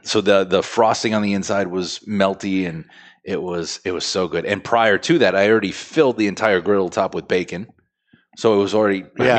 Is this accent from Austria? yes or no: no; France; English is a second language; Bread. I'm French.